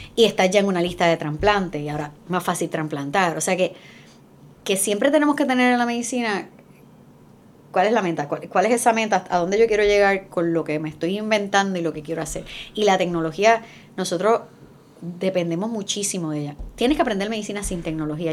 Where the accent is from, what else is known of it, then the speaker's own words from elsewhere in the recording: Puerto Rico; en Estados Unidos somos los más amáticos